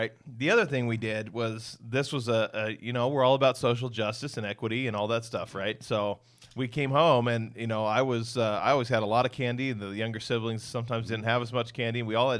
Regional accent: Washington, United States; of course, I'm from Western Washington, and you know, there's wet in the air, right?

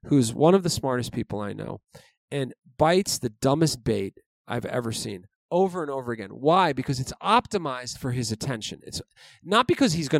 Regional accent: New York City, New York, United States; I grew up in New York City

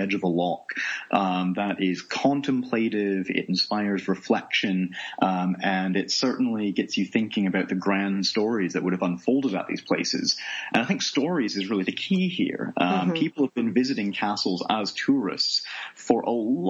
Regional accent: Toronto, Ontario, Canada; moved away as an adult; also born or lived in Nova Scotia / Edinburgh, Scotland; now in Scotland; I'm originally from Canada, born in Nova Scotia in the East Coast. I grew up for most of my life in the suburbs around Toronto, so the greater Toronto area

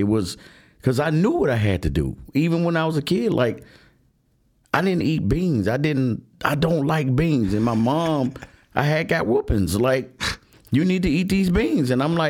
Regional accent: Chicago, Illinois, United States; Being an 8-year-old growing up in Allgill Gardens, which is a project on the south side of Chicago on 130th, right off the Doherty Road. We grew up poor.

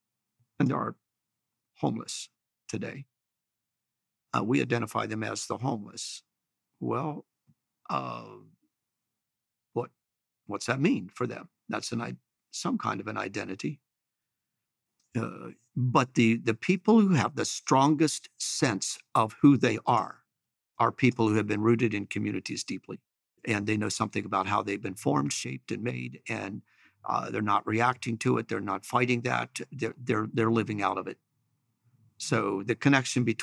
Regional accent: Chambersburg, Pennsylvania, United States; I'm from Chambersburg

